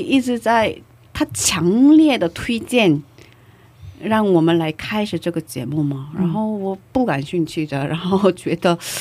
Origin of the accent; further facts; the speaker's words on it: South Korea; Chinese is a second language; moved away; 我一个不会说中文，呃， 会说中文，可是中文表达有限的韩国人